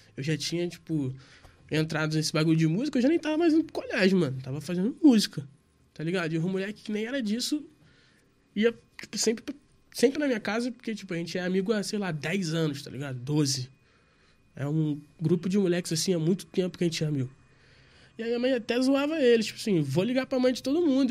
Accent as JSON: {"language": "Portuguese", "region": "Rio de Janeiro", "country": "Brazil", "said": "Eu sou do Rio de Janeiro"}